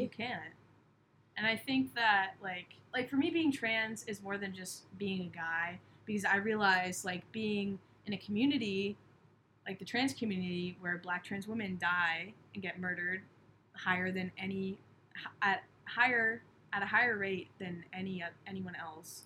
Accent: Cape Cod, Massachusetts, United States; I grew up on Cape Cod

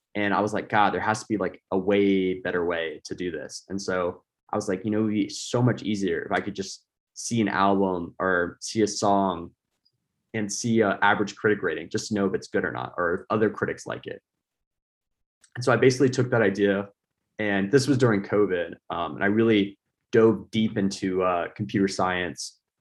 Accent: United States; I'm an American.

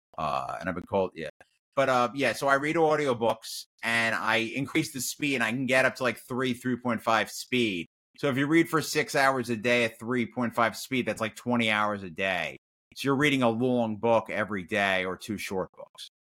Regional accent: New York, United States; I'm Jewish from New York, so New York, not connected to the South

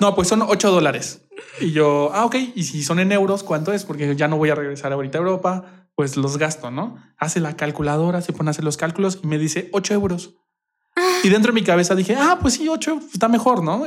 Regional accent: Querétaro, Mexico; Sí, yo nací aquí en Querétaro, pero toda mi familia es de diferentes lados. Mi papá es de Torreón y mi mamá es de la Ciudad de México. Y pues mi hermana también nació en la Ciudad de México, pero yo soy queretano.

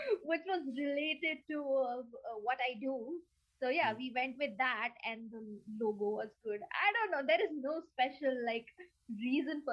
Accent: Mumbai, Maharashtra, India; I am from India, from Mumbai, India

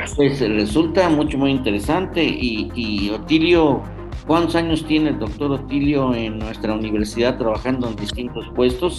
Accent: Hidalgo, Mexico; como hidalguenses

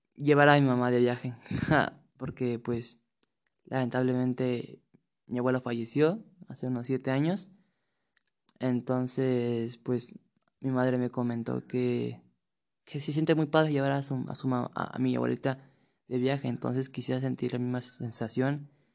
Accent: Mexico City, Mexico; Tengo 15 años y soy de la Ciudad de México.

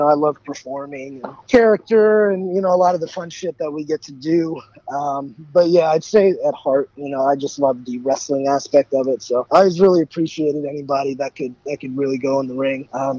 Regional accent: Richmond, Virginia, United States; also born or lived in New York; I grew up in Richmond, Virginia. I was originally born in New York, but I grew up in Richmond, Virginia

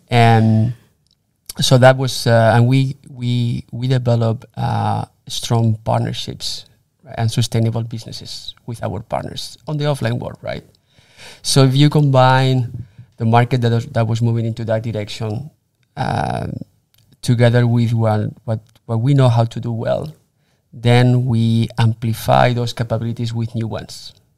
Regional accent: Spain; moved away as an adult; also born or lived in Germany / Miami; I was, uh, born and raised in Spain.

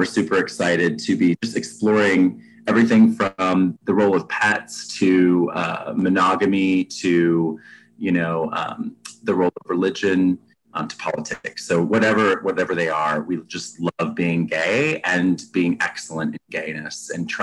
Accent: Texas, United States; now in Atlanta, United States; I'm originally from Texas, very much a Texan

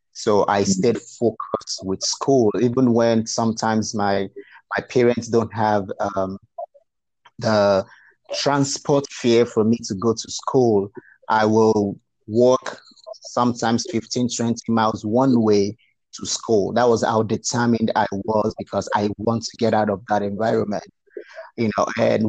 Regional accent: Nigeria; moved away as an adult; now in Fort Worth, United States; I grew up in a very rural part of Nigeria

